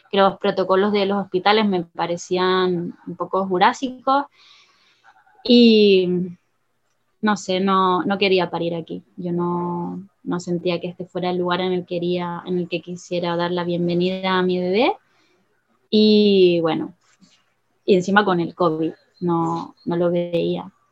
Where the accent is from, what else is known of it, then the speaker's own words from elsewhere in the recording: Gran Canaria, Canary Islands, Spain; first language Spanish; moved away as an adult; also born or lived in Tenerife; now in Trinidad and Tobago; yo soy canaria y mm, crecí en Canarias hasta los, bueno, en Gran Canaria hasta los 17 años, luego fui a estudiar a Tenerife